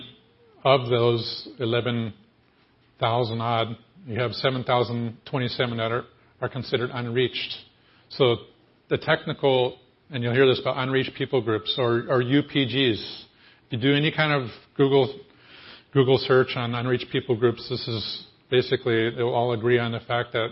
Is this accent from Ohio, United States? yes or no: yes; Ohio, United States; also born or lived in Vermont; I'm from Ohio